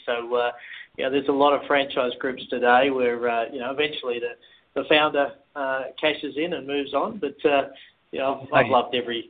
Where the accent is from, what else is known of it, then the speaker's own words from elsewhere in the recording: Texas, United States; accent: North Texas; What is my North Texas accent a dead giveaway?